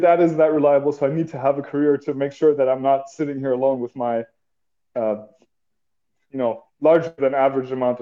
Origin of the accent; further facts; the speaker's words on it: Germany; I'm from Germany